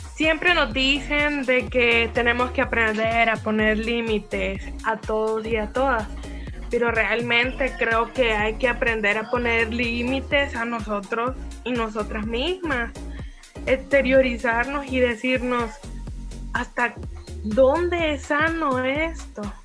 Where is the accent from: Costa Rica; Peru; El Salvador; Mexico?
El Salvador; en nuestra idiosincrasia salvadoreña